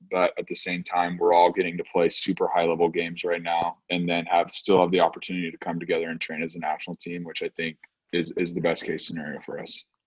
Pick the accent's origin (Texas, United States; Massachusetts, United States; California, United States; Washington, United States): California, United States; Loomis; also born or lived in Stockton; growing up in the U.S.